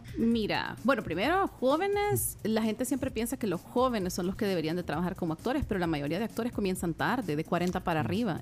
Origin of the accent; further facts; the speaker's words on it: El Salvador; yo soy del Salvador